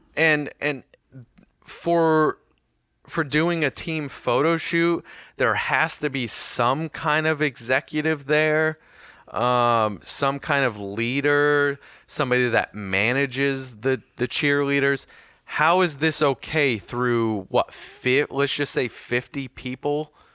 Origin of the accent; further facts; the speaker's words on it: United States; I'm American, and I don't pronounce it with two Ts